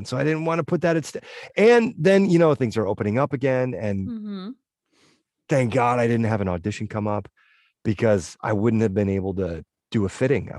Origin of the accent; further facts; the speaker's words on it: New England, United States; And growing up in New England, I did a lot of snowboarding and skiing and stuff.